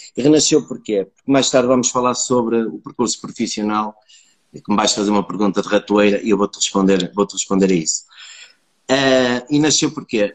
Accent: Braga, Norte, Portugal; also born or lived in Póvoa de Lanhoso; nasci na Póvoa de Lanhoso, entretanto vim viver para Braga, uh, pronto, estudei

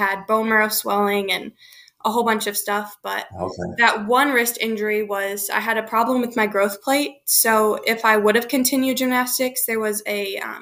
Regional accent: Michigan, United States; I'm from Michigan

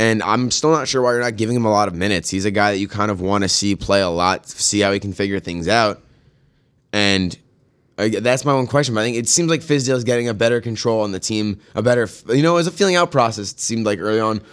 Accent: New York, United States; as a New Yorker

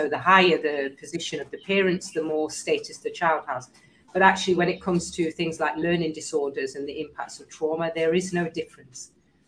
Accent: Kenya; As a Kenyan and African, I'm proud of our women's role in the society.

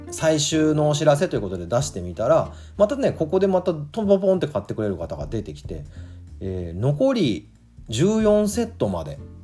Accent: Kagoshima, Japan; moved away; 僕は地元の鹿児島からもう我が家がずっと使っているスパイスを取り寄せました

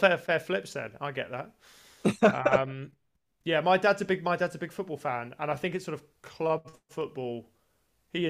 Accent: Brighton, South East England, United Kingdom; I grew up in Brighton

